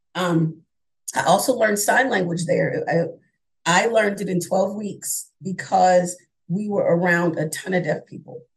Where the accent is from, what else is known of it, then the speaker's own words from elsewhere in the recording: New York, United States; moved away; also born or lived in Philadelphia area, Pennsylvania; I'm originally from New York. Uh, I went to high school outside of Philadelphia